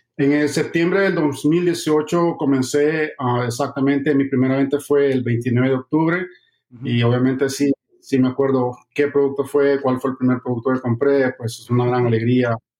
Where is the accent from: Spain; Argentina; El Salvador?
El Salvador; now in Miami, United States; soy de, El Salvador, vivo aquí en la ciudad de Miami y eh, llegué a los Estados Unidos en el año 2007